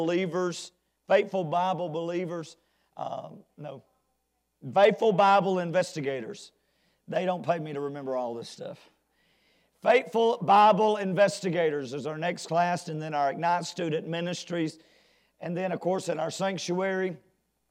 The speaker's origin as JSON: {"language": "English", "country": "United States", "said": "As an American citizen"}